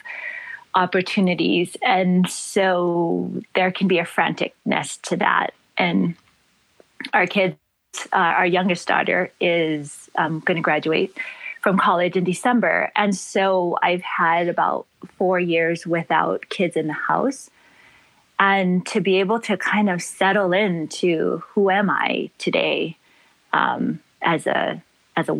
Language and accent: English; Gardena, California, United States; moved away as an adult; now in Maui, United States; I was born and raised in Gardena, California. But the place that feeds me is Maui